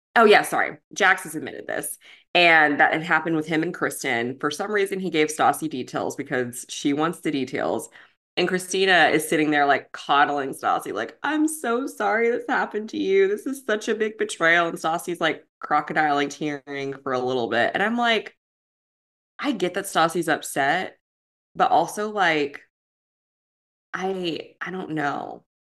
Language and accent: English; Kentucky, United States; we're from Kentucky